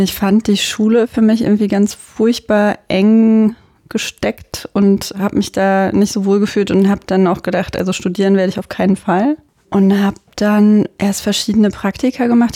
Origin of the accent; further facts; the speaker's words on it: Germany; bei uns in Deutschland